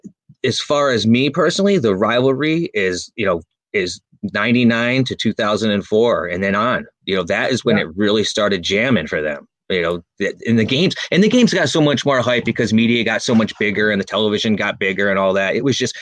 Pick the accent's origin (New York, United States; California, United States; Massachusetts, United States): New York, United States; now in Connecticut, United States; When I moved to Connecticut and I realized how passionate both sides are about it. Because when I grew up in New York